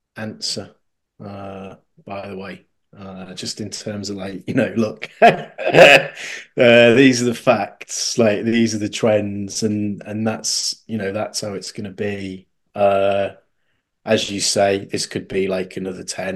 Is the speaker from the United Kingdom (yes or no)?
yes; United Kingdom; as a Brit